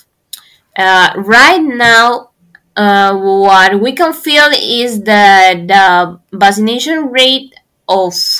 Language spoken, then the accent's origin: English; Peru; from Peru. I'm pursuing my undergraduate in agronomy in Agrarian University, Lima, Peru